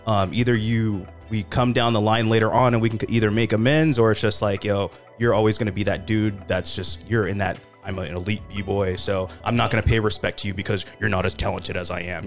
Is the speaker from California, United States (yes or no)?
yes; Sacramento, California, United States; I'm from Sacramento. We're an underdog city